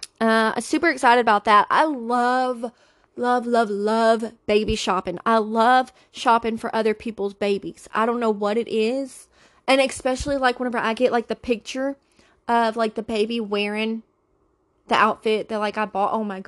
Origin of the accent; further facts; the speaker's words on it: the South, United States; Okay, we call it a buggy because I'm from the South.